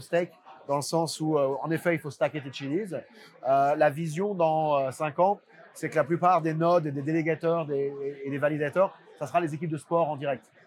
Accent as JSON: {"language": "French", "country": "France", "accent": "French", "said": "comme tu peux voir avec mon accent, je suis français."}